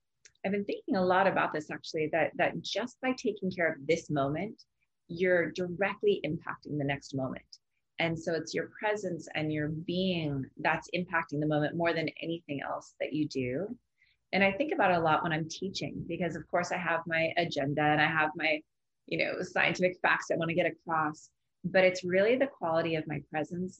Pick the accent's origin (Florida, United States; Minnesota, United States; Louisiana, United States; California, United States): California, United States; Laguna Beach; my hometown, Laguna Beach